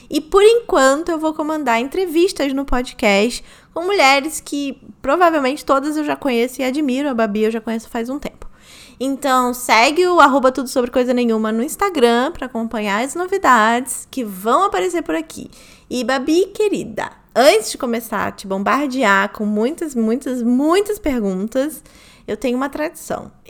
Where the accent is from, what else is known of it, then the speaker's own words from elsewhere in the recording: Rio de Janeiro, Brazil; Duas cariocas aqui.